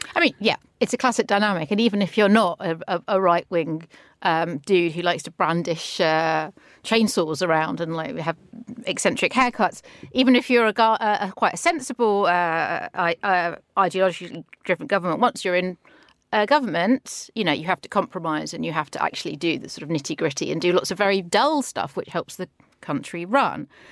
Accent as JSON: {"language": "English", "region": "London", "country": "United Kingdom", "said": "as a Londoner"}